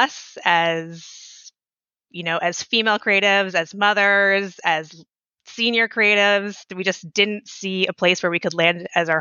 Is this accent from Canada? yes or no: yes; Toronto, Ontario, Canada; moved away as an adult; now in Ottawa, Canada; I'm from Toronto area